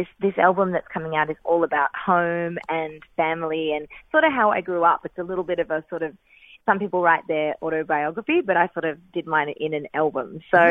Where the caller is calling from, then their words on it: Melbourne, Victoria, Australia; I'm calling in from Melbourne